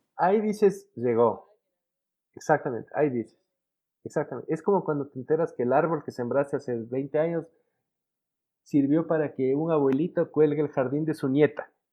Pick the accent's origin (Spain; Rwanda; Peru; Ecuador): Ecuador